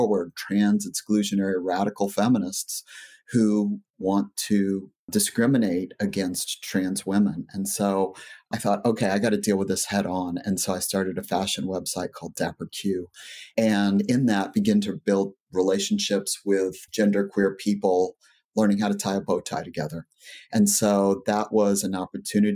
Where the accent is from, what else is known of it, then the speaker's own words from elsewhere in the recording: rural Southwest Texas, United States; I was raised in Texas